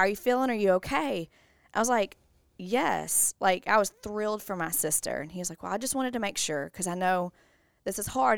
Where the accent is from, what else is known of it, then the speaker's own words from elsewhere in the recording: Bossier City, Louisiana, United States; I'm from Bossier, born and raised